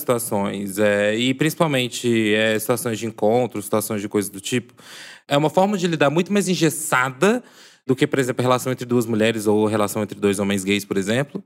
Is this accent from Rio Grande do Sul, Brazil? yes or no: no; Divinópolis, Minas Gerais, Brazil; sou do interior de Minas, já, né, assim, declarei que sou de Divinópolis